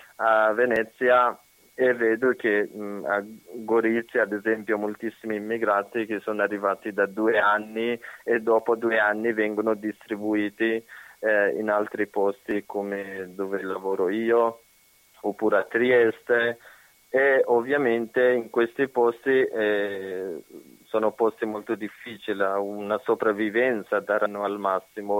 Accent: Afghanistan; Italian is a second language; now in Italy; quando andavo a scuola, a iscrivermi, da dove vieni, dall'Afghanistan

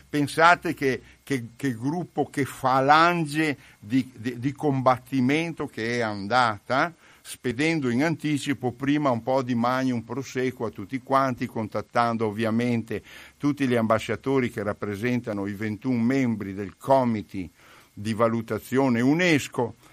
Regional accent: Pieve di Soligo, Veneto, Italy; moved away as an adult; also born or lived in Lombardy; Io sono di Pieve di Soligo, sono nato lì, ecco, ci ho vissuto fino a trent'anni

